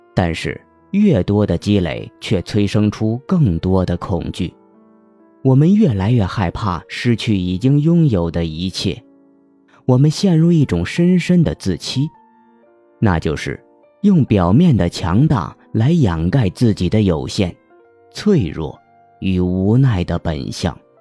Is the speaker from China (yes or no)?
yes; Hunan, China; 我们湖南人不区分前后鼻音